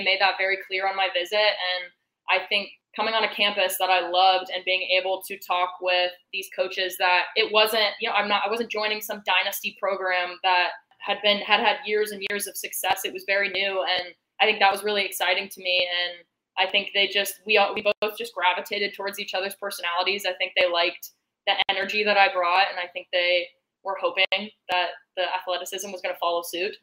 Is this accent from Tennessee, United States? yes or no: yes; Knoxville, Tennessee, United States; moved away as an adult; my club growing up in Knoxville